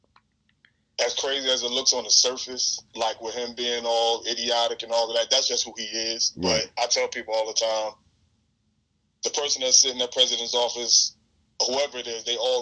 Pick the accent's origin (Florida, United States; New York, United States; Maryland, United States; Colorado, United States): New York, United States; New York City; I'm from Coney Island in Brooklyn.